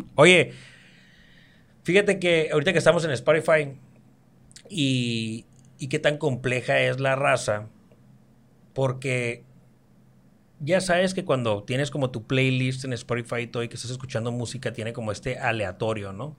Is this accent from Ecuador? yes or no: no; Mexico; also born or lived in Mexicali; Como buen mexicano